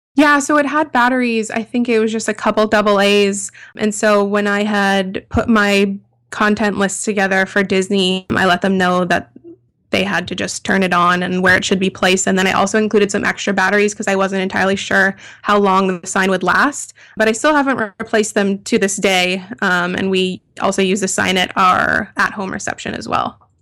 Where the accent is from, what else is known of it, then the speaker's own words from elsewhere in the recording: Toronto, Ontario, Canada; we're all from Toronto, Canada